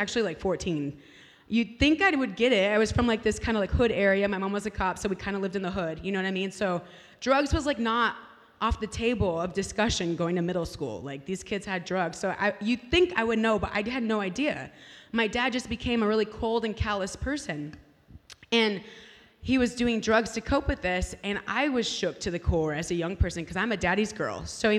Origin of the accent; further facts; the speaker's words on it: California, United States; now in Kansas City, United States; trying to make it in California. I'm a Californian, by the way.